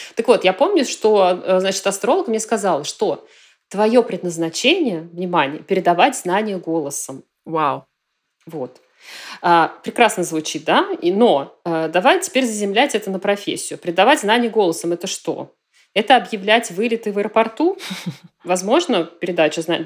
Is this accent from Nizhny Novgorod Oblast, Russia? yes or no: yes; Nizhny Novgorod, Nizhny Novgorod Oblast, Russia; moved away as an adult; now in Aix-en-Provence, France; Я родилась э, в Нижнем Новгороде